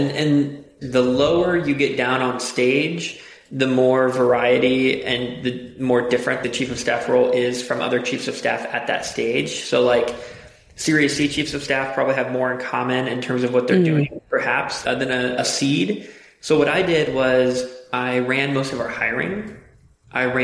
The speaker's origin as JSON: {"language": "English", "town": "Cincinnati", "region": "Ohio", "country": "United States", "also_born_or_lived": "Chicago", "moved": "yes", "lives_now": "Austin, United States", "said": "I'm originally from Cincinnati, Ohio. Then I lived in Chicago for quite a while, and I now live in Austin, Texas."}